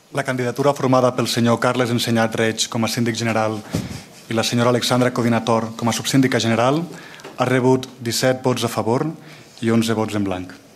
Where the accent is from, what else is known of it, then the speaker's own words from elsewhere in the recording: Andorra; A casa com la majoria de famílies andorranes que estem barrejats també amb gent de amb altres famílies d'aquí a Andorra